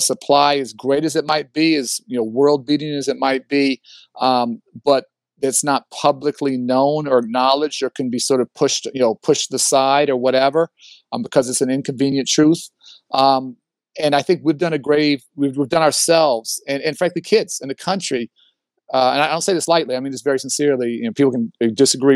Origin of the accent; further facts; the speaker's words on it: Chicago, Illinois, United States; I grew up in Hyde Park. My dad was a professor at the University of Chicago